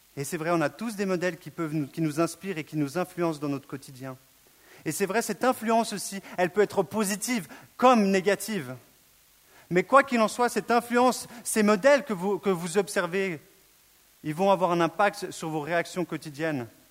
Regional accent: Switzerland; je suis suisse

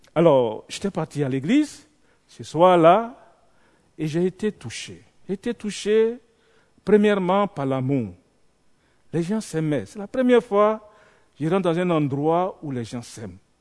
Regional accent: Côte d’Ivoire; Je viens de la Côte d'Ivoire

